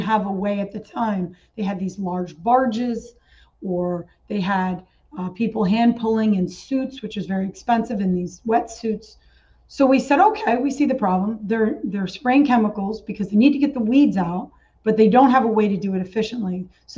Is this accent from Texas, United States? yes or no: no; New York, United States; I came from the Catskills in New York, which is really, really beautiful area.